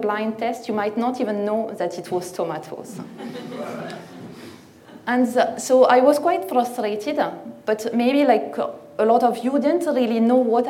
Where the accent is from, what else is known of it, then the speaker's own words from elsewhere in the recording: northern France, France; English is a second language; now in United Kingdom; I'm not originally from the UK, I'm from Northern France.